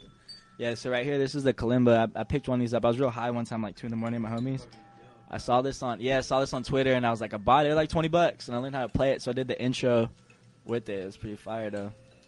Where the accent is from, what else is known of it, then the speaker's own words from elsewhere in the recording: the South, United States; When I was growing up in South, though, when I was real little, my mom used to have wind chimes around the house.